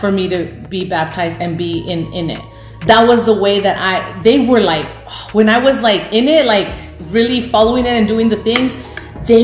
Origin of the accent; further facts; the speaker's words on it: Reynosa, Tamaulipas, Mexico; I was born in Reynosa